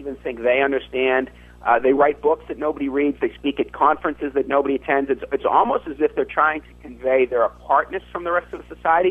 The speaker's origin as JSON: {"language": "English", "region": "Massachusetts", "country": "United States", "tie": "born or raised there", "said": "There was a prep school in my home state of Massachusetts"}